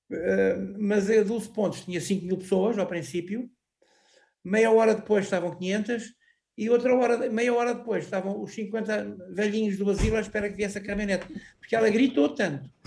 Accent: Anadia, Aveiro District, Portugal; Foi aqui na minha terra onde eu vivo, na Anadia

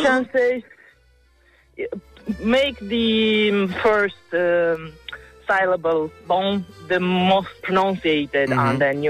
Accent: Moldova; I am from Moldova, but I've learned French at school and I've been in Lyon.

